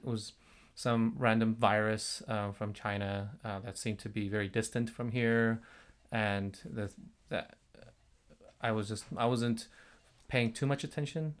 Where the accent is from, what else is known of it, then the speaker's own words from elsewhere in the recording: South Korea; moved away as an adult; now in United States; I am from South Korea